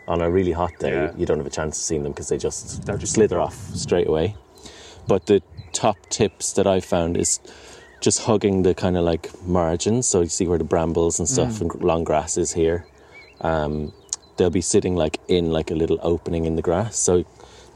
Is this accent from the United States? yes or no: no; Ireland; now in United Kingdom; I was like a reptile and amphibian nerd growing up in Ireland, where we don't have many reptiles or amphibians. So when I moved over here